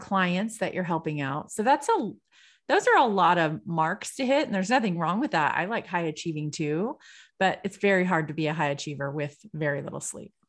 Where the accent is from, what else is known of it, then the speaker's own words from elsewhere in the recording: California, United States; I'm from California